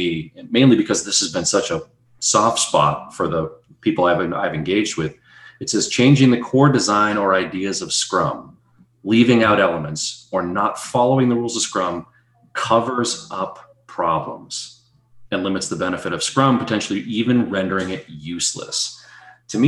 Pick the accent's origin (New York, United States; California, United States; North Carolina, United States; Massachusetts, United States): Massachusetts, United States; Boston; accent: Boston; I'm from the Boston area